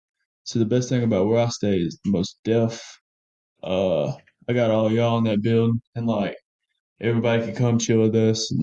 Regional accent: Lincoln, Alabama, United States; I'm a freshman from Lincoln, Alabama, near Talladega, so like where the races and shit happen.

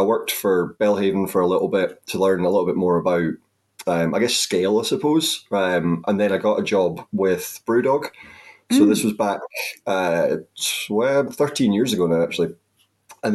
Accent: the Highlands, Scotland, United Kingdom; I went back to where I grew up in the Highlands, and I was working at my local hotel

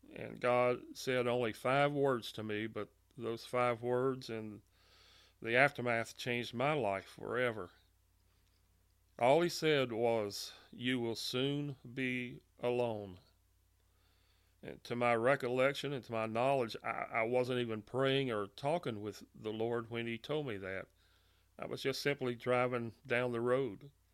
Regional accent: Monroe, Louisiana, United States; I was born and raised in Monroe, Louisiana

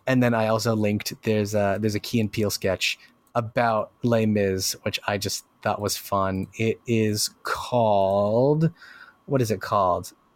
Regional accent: Puerto Rico; Represent P R. That's me.

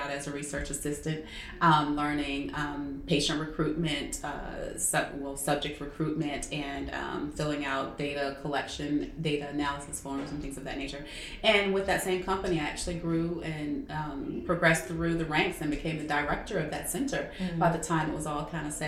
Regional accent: Atlanta, Georgia, United States; also born or lived in Tallahassee, Florida; I am from Atlanta. Well, I'm from Tallahassee, Florida, originally, but I grew up here in Atlanta, basically in the Stone Mountain area.

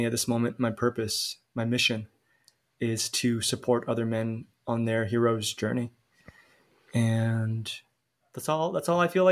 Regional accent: Calgary, Alberta, Canada; moved away as an adult; now in Mexico; I'm Canadian, so I'm born in Calgary, but I live in Mexico now.

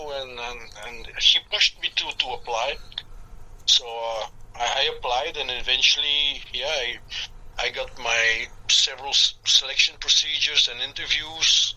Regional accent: Belgium; moved away as an adult; now in Peru; I'm just a Belgian guy. I was born and raised in Belgium, and 10 years ago, I moved to Peru because I married a Peruvian

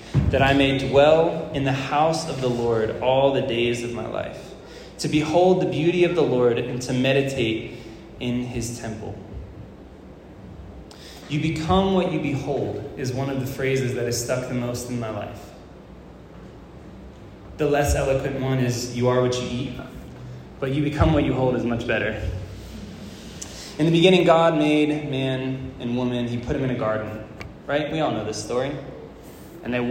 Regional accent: Florida, United States; moved away; I was from Florida

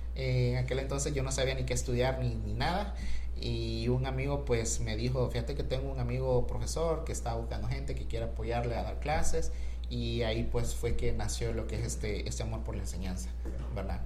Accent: Honduras; Yo soy hondureño

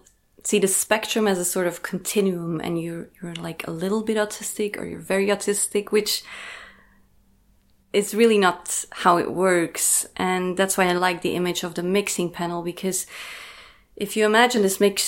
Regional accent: Belgium; I was born in 1988 in Belgium, so I'm 35.

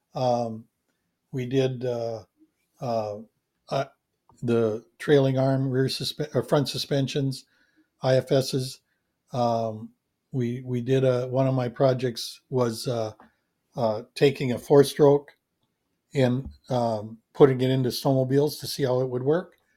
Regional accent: near Coon Rapids, Minnesota, United States; gotten a position at, at Yamaha in, in Coon Rapids, Minnesota, which was right by my hometown

